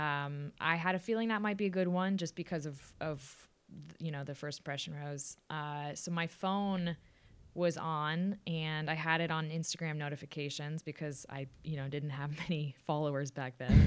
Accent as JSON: {"language": "English", "town": "Austin", "region": "Texas", "country": "United States", "tie": "born or raised there", "also_born_or_lived": "New York City", "moved": "as an adult", "lives_now": "New York, United States", "said": "I was born in New York City, but moved to Austin, obviously, in the year two thousand. Um, so lived, lived there, played volleyball in high school"}